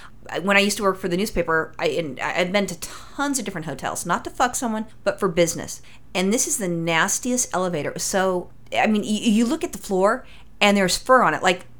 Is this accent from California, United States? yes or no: yes; California, United States; I'm from California and a native Californian